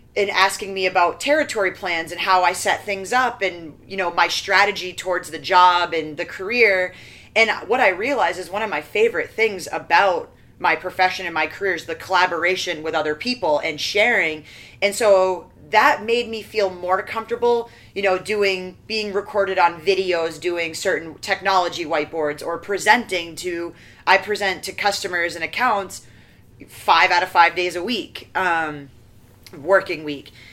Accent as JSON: {"language": "English", "region": "Maine", "country": "United States", "said": "I'm from Maine"}